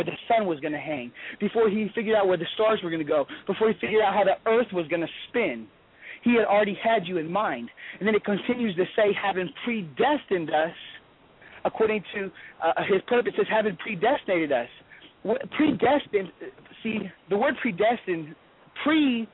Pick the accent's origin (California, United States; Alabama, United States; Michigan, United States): California, United States; Los Angeles; now in Garland, United States; growing up in Los Angeles